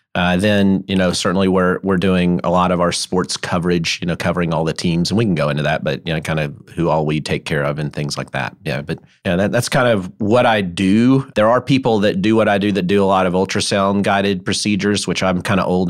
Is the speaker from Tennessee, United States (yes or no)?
yes; Memphis, Tennessee, United States; I grew up in Memphis.